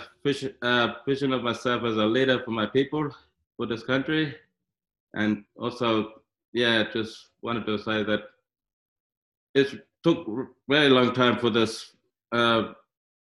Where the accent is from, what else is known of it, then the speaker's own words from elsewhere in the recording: Midland, Western Australia, Australia; also born or lived in Alice Springs, Northern Territory; when I was young, I was staying in Alice Springs, and then my mother passed away when I was 6 years old, so they shipped me to Perth City. I grew up in Midland